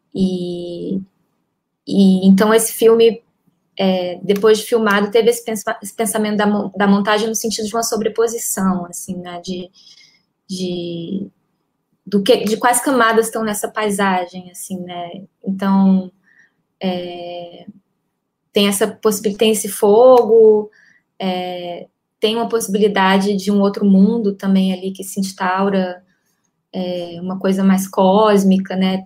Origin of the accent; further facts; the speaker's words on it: Ceará, Brazil; now in Rio de Janeiro, Brazil; eu sou cearense, eu moro há uns 18 anos aqui no Rio